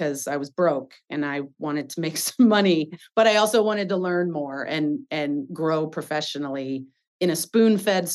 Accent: Iowa, United States; now in Seattle, United States; I'm from Iowa. Born and raised in detasseling.

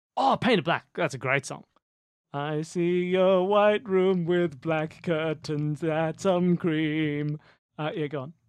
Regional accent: Australia; We're Australian

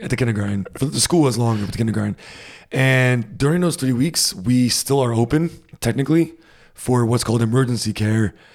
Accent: Rhode Island, United States; moved away as an adult; now in Germany; growing up in the States, especially in Rhode Island, it gets hot in the summer and really humid

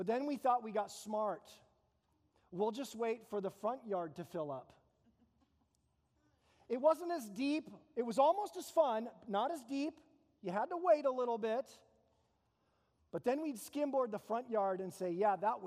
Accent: Phoenix, Arizona, United States; now in Tucson, United States; I grew up in East Phoenix. It's called the Arcadia area, not Arcadia, California

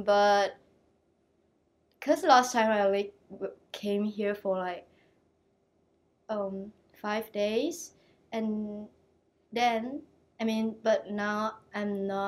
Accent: Banting, Selangor, Malaysia; moved away as an adult; now in Adelaide, Australia; I came from Banting, Selangor. It's a countryside near, like, it's not a city, near the sea.

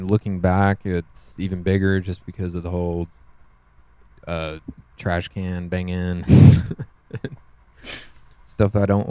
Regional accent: Houston, Texas, United States; we live in Texas. Everyone we know for the most part is from Texas. I was born and raised in Houston, like Texas

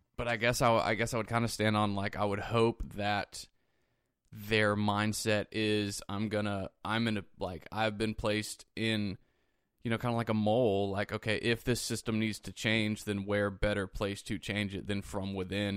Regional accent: United States; as an American

